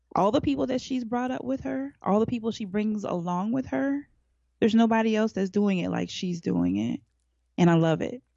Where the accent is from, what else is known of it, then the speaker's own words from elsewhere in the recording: Alaska, United States; now in Atlanta, United States; I grew up in Alaska